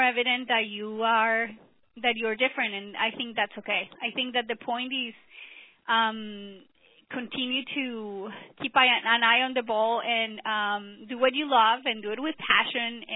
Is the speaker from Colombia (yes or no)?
yes; Colombia; moved away as an adult; I came from Colombia, South America